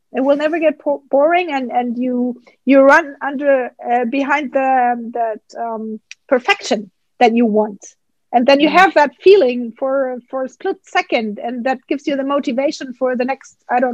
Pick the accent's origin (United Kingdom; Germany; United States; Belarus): Germany; English is a second language; And that was growing up in Germany.